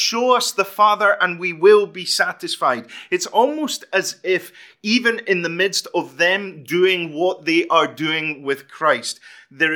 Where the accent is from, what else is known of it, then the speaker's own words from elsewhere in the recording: Fife, Scotland, United Kingdom; I am from Fife.